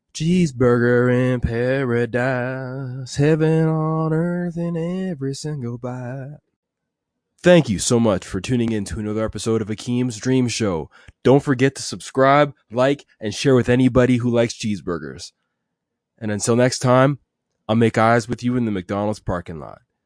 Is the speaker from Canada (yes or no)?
yes; Edmonton, Alberta, Canada; I'm from Edmonton, Alberta